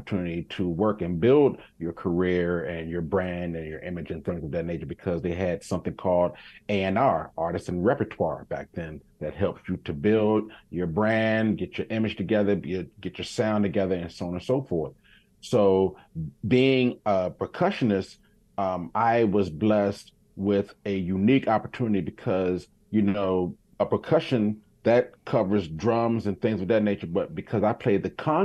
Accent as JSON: {"language": "English", "area": "Montgomery County", "region": "Maryland", "country": "United States", "tie": "born or raised there", "also_born_or_lived": "Washington, D.C.", "said": "I grew up in Montgomery County in Maryland. My mom moved us from D.C. into Montgomery County, Maryland"}